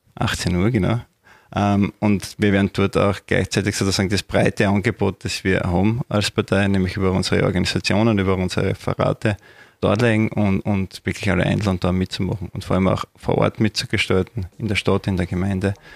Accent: Judenburg, Styria, Austria; moved away as an adult; now in Graz, Austria; bin in der Obersteiermark, genauer gesagt in Junburg aufgewachsen

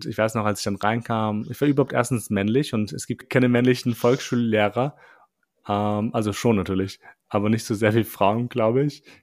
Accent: Albania; ich bin Albaner und es stimmt.

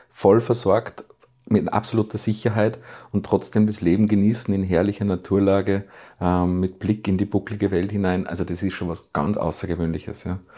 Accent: Salzburg, Austria; born there; äh, Steine bewegt in Salzburg, die vorher sogar für mich als gebürtigen Salzburger nicht vorstellbar gewesen wären

